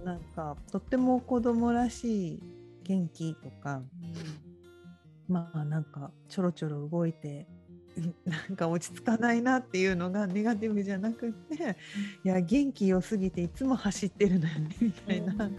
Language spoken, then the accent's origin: Japanese; Tokyo, Japan; 私もなんか江戸っ子だから汚い言葉とか 言っちゃうんですけど